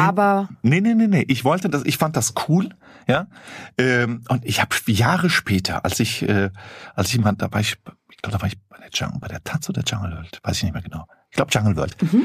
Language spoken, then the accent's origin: German; Flörsheim am Main, Hesse, Germany; die Stadt, wo ich aufgewachsen bin, Klein, äh, Flörsheim am Main, bei Rüsselsheim, Opel